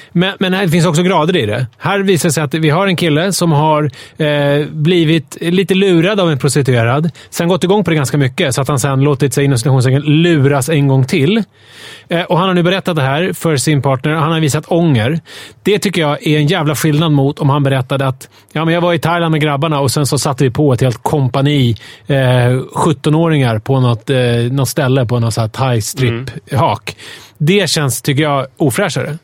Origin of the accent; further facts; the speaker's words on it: Sweden; som naiv svensk